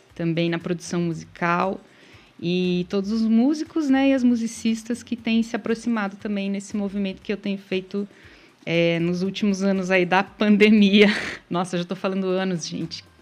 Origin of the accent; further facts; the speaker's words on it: Vitorino, Paraná, Brazil; eu nasci em Vitorino, tem 5 mil habitantes